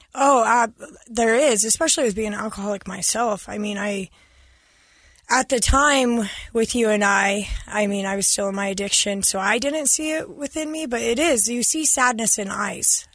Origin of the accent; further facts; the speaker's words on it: Farr West, Utah, United States; I grew up in Far West.